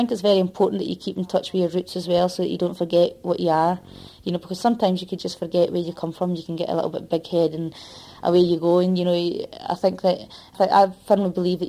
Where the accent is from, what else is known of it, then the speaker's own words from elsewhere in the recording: Dundee, Scotland, United Kingdom; I was brought up in Dundee in an industrial estate